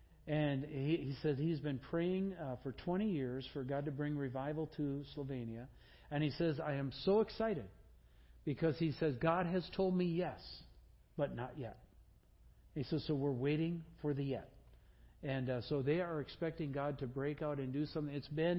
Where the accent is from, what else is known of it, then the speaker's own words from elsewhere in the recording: Green Bay, Wisconsin, United States; I grew up in Green Bay.